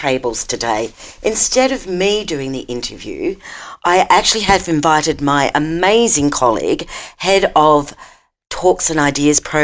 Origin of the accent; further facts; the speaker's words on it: Lismore, New South Wales, Australia; I grew up in Lismore